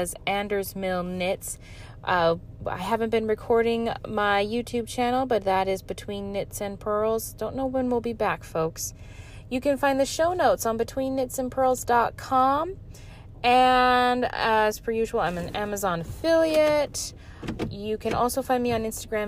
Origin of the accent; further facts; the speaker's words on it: Alaska, United States; my home state of Alaska